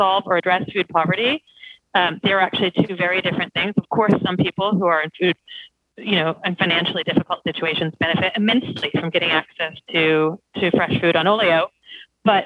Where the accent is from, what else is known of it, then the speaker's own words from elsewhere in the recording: United States; moved away as an adult; now in United Kingdom; I did grow up in a fairly sheltered rural part of America